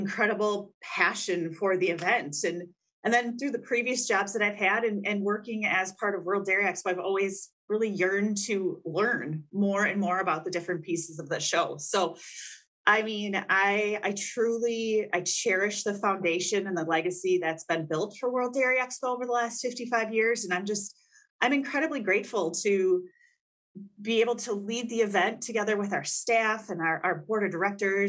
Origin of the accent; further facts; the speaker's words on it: Wisconsin, United States; growing up in Wisconsin